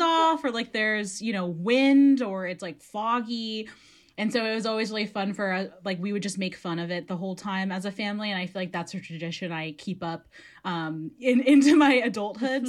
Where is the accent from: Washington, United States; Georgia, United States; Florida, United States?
Washington, United States; Redmond; I grew up in Redmond